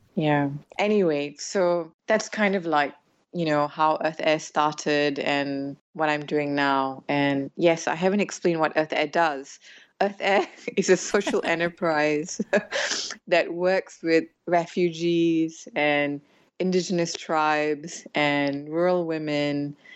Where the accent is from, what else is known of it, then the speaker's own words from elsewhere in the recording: Malaysia; moved away as an adult; also born or lived in United States / United Kingdom / West Africa / Europe; I was born here in Malaysia. I'm a child of immigrants in a way because um, my grandfather came here from India and my dad was born here. Uh, so I grew up here